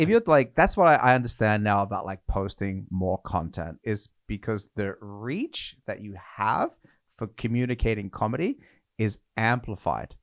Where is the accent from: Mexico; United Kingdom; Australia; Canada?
Australia; now in Norway; I'm from Australia